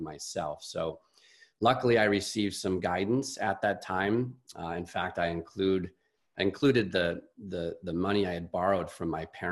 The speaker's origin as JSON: {"language": "English", "town": "Chicago", "region": "Illinois", "country": "United States", "said": "I'm a Midwesterner. I'm from Chicago"}